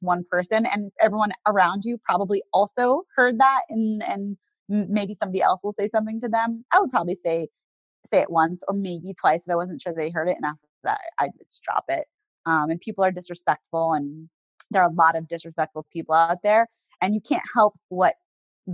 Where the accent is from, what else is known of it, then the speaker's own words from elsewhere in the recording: the South, United States; I grew up in the South